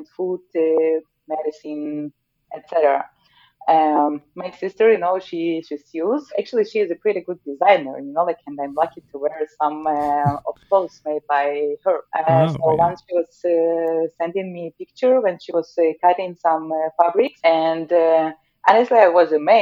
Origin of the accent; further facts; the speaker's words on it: Zaporizhzhia, Zaporizhzhia Oblast, Ukraine; now in Norway; in my hometown in the Zaporizhia, which is southeast of Ukraine